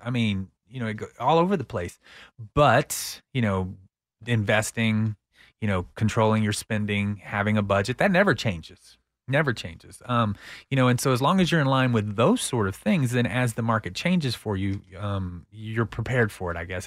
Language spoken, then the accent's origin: English; Texas, United States; accent: twang; I'm Texan